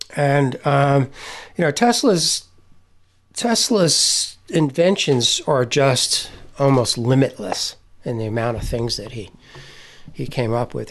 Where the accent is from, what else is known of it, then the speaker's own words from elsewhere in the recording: near Menlo Park, New Jersey, United States; I grew up in New, right near Menlo Park in New Jersey.